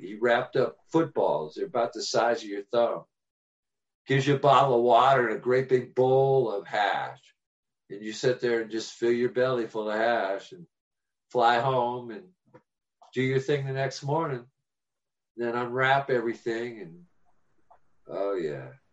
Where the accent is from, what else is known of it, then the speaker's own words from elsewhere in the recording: Oberlin, Ohio, United States; we're from Oberlin, Ohio